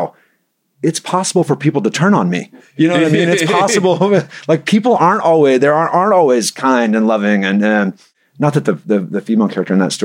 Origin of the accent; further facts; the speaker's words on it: Mobile, Alabama, United States; also born or lived in Virginia; now in Knoxville, United States; I grew up in Mobile, Alabama, but I've lived in Knoxville 21 years now